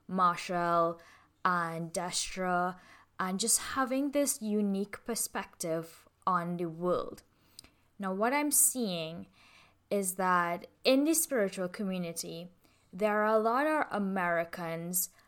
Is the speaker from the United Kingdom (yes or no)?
no; Trinidad & Tobago; my life as an Indian woman in the Caribbean I'm like fifth sixth generation Trinidadian so being Caribbean is a huge part of my identity. Being from Trinidad and Tobago is my soul is steeped in it.